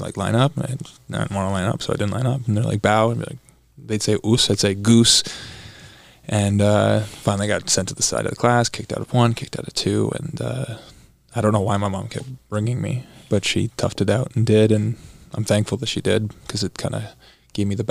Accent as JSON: {"language": "English", "town": "Burlington", "region": "Ontario", "country": "Canada", "tie": "born or raised there", "also_born_or_lived": "Los Angeles, United States", "lives_now": "Toronto, Canada", "said": "I grew up in Canada. I was born in Burlington, Ontario"}